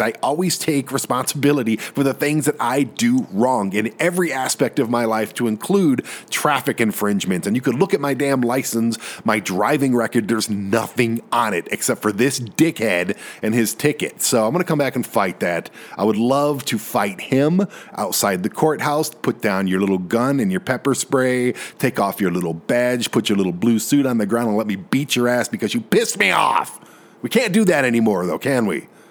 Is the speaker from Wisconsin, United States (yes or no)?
no; Detroit, Michigan, United States; moved away as an adult; now in Colorado, United States; I'm from Detroit. I'm from Michigan. That is my home